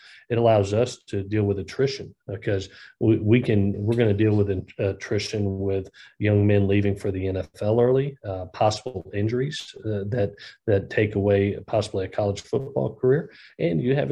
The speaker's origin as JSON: {"language": "English", "region": "Southeast", "country": "United States", "tie": "born or raised there", "said": "I grew up in the Southeast"}